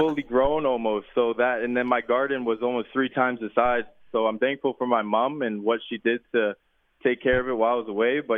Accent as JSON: {"language": "English", "town": "Surrey", "region": "British Columbia", "country": "Canada", "tie": "born or raised there", "also_born_or_lived": "Manitoba", "said": "growing up, a young kid in BC"}